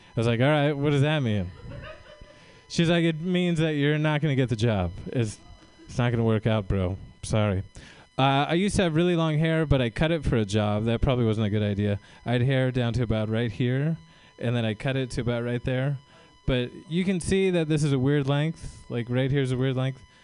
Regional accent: Tracy, California, United States; I'm from uh, the Central Valley. I'm from Tracy

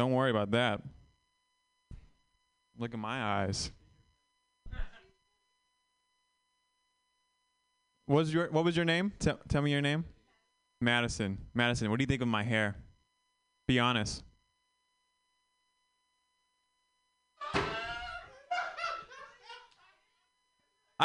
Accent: Vietnam; moved away; I'm Vietnamese, and I tell people I was born in Vietnam, and I haven't been back.

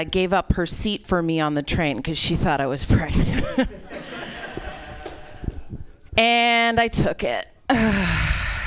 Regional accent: Iowa, United States; also born or lived in Chicago; now in California, United States; I moved here from Chicago, but I'm originally from Iowa

